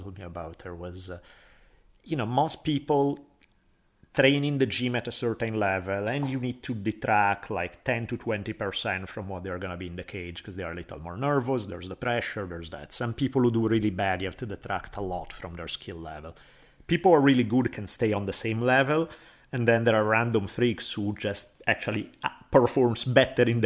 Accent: Italy; moved away; I had the same thing growing up in Italy, especially I grew up in a big city

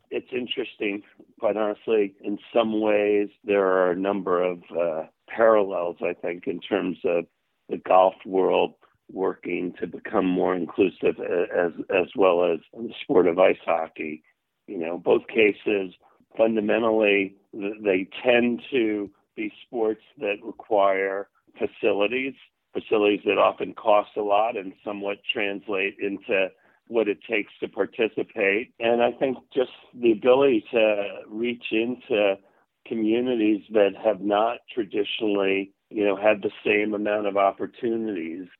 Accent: outside of New York City, United States; moved away as an adult; also born or lived in Vermont; I grew up outside of New York City

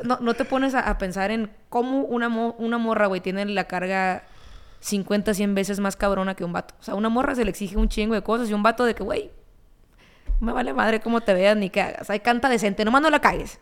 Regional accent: Ciudad Obregón, Sonora, Mexico; crecí en Sonora, escuchando corridos

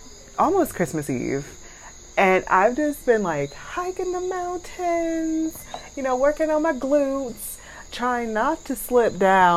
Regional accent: United States; moved away as an adult; now in Dominica; As an American

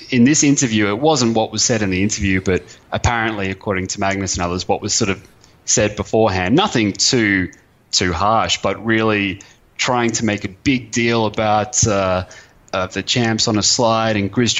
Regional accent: Brisbane, Queensland, Australia; moved away as an adult; also born or lived in Europe; I got a job back in Brisbane, my hometown

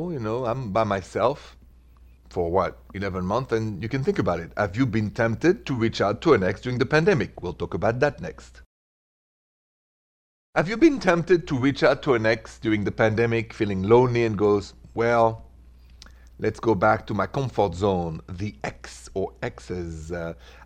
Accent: France; I'm from France

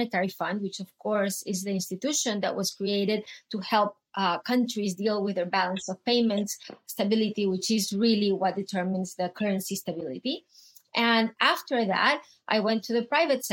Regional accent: Venezuela; moved away as an adult; I grew up in Venezuela. And my country went through tons of episodes

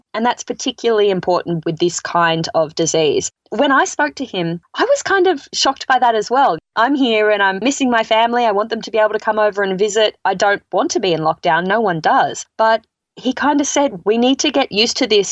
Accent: Australia; moved away as an adult; now in United States

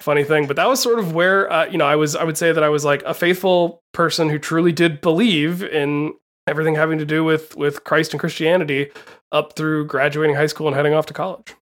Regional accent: Appalachia, United States; moved away as an adult; also born or lived in Santa Cruz, California; these days I tend to say that I'm from Appalachia instead of saying from the South

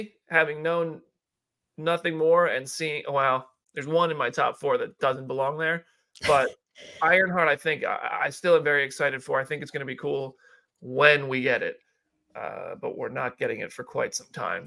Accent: New Jersey, United States; I'm from New Jersey

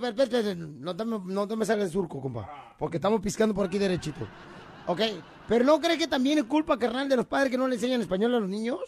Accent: Ocotlán, Jalisco, Mexico; moved away; yo en Ocotlán, Jalisco, cuando nací en Ocotlán, Jalisco en diciembre

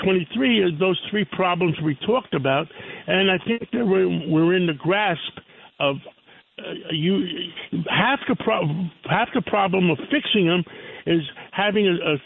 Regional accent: New York City, New York, United States; I grew up in Harlem on the west side of Manhattan, 135th Street

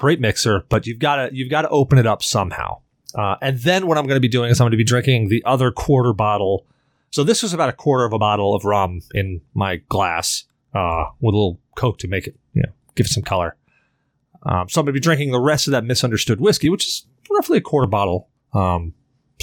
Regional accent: Salem, United States; I grew up in Salem

